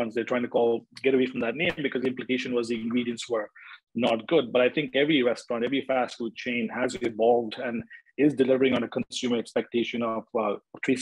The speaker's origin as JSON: {"language": "English", "country": "India", "tie": "born or raised there", "also_born_or_lived": "Canada / United States / Europe", "moved": "as an adult", "said": "I was born and raised in India, and I finished my university in Canada"}